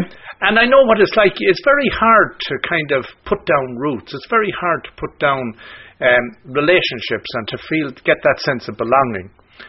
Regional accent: County Galway, Connacht, Ireland; now in Canada; the house that I grew up in Bandleslow, County Galway

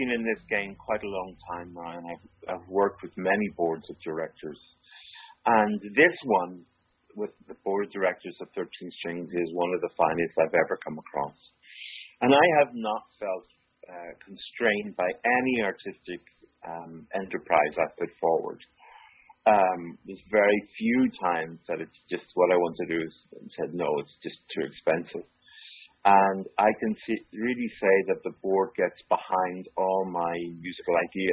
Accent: Belfast, Northern Ireland, United Kingdom; moved away as an adult; also born or lived in Toronto / Manchester; I grew up in Belfast, and even as a young man in Belfast, I was running different things

